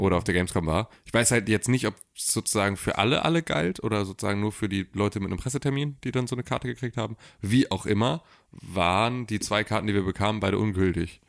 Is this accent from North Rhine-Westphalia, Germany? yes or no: no; Gifhorn, Lower Saxony, Germany; In meiner Heimatstadt